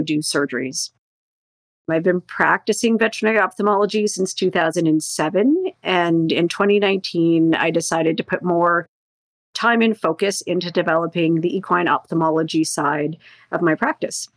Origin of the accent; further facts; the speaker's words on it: Northern Ontario, Canada; I grew up in Northern Ontario